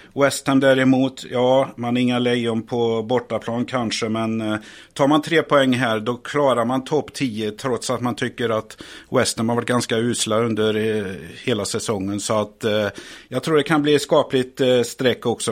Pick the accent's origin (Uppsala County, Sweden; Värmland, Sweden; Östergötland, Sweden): Värmland, Sweden; now in Stockholm, Sweden; jag är väl en värmlänning här. Eh, som faktiskt har flyttat till Stockholm här.